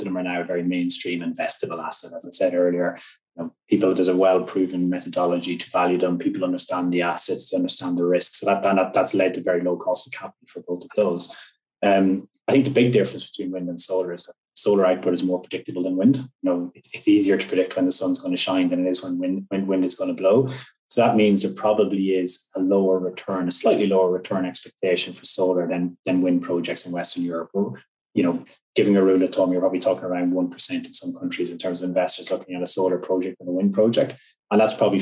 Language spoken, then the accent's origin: English; Ireland; my home country, Ireland